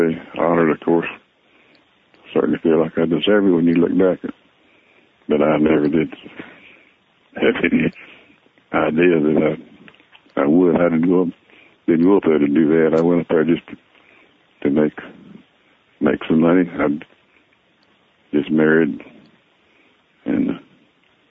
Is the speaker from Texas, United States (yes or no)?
yes; Fort Worth, Texas, United States; moved away as an adult; also born or lived in Detroit; born and raised in Fort Worth, Texas